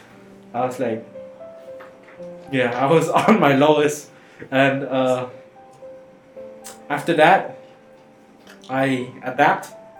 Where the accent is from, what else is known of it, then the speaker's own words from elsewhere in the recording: Cambodia; I'm not American, I'm Cambodian.